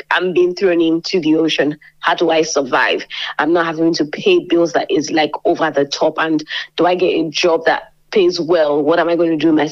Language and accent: English; Nigeria; moved away as an adult; now in Lincoln, United Kingdom; I am from Nigeria